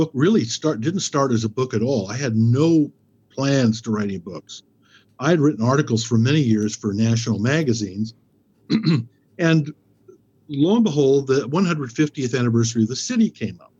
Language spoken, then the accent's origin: English; Lewiston, Idaho, United States; also born or lived in Moscow, Idaho / Troy, Idaho; I was born in Moscow, but lived in Troy, Idaho as a young boy. Came here, educated, Lewiston High School, 1966